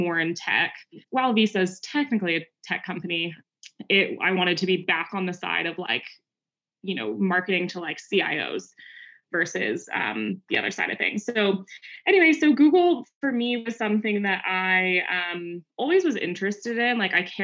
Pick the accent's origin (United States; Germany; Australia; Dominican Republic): United States; Bay Area, California; born and raised in the Bay Area. So kind of grew up in it